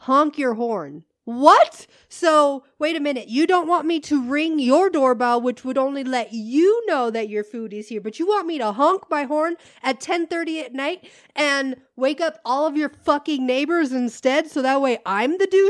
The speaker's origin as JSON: {"language": "English", "region": "Midwest", "country": "United States", "lives_now": "Southwest, United States", "said": "we are from the Midwest. I used to live in the Midwest, but now I live in the Southwest, which is totally different, right?"}